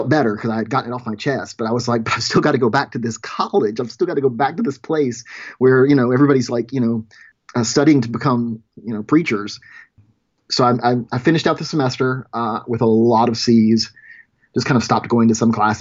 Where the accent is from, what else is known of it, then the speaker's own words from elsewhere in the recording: rural Louisiana, United States; now in Portland, United States; I grew up in rural Louisiana